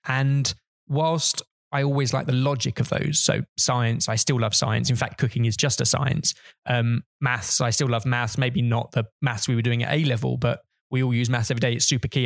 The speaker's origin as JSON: {"language": "English", "area": "Hertfordshire", "region": "East of England", "country": "United Kingdom", "tie": "born or raised there", "said": "I grew up in Hertfordshire"}